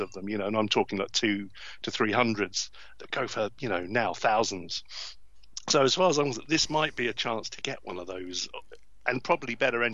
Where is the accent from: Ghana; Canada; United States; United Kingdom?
United Kingdom; being a Brit